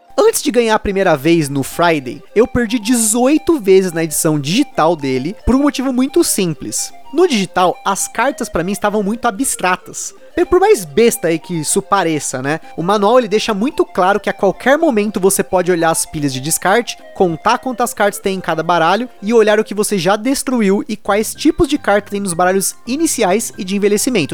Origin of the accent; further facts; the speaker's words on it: Brazil; como eu sou brasileiro